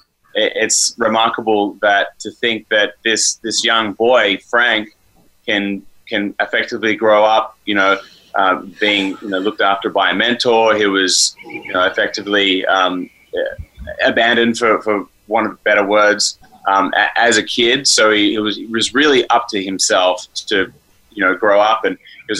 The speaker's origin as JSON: {"language": "English", "country": "Australia", "moved": "yes", "lives_now": "Los Angeles, United States", "said": "I'm an Australian living here"}